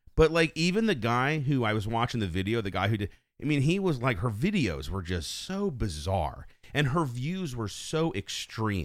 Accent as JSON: {"language": "English", "country": "United States", "tie": "born or raised there", "also_born_or_lived": "West Virginia", "said": "I grew up in Fayette County"}